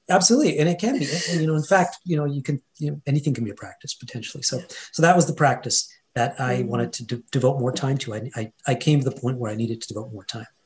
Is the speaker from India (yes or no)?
yes; India; first language Hindi; English is a second language; Sanskrit are kind of the ancient language the you know the root behind uh, my mother tongue which is actually Hindi um, and Punjabi